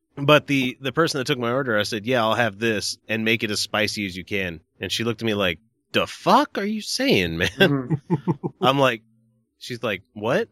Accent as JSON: {"language": "English", "region": "Deep South", "country": "United States", "tie": "born or raised there", "moved": "yes", "said": "I grew up deep south"}